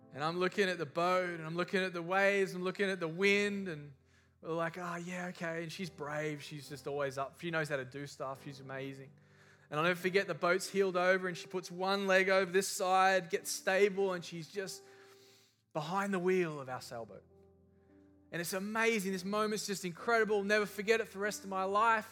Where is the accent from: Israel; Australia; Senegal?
Australia; I was raised in Australia